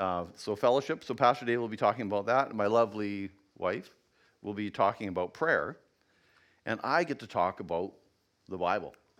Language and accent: English; Yukon, Canada; I come from the Yukon.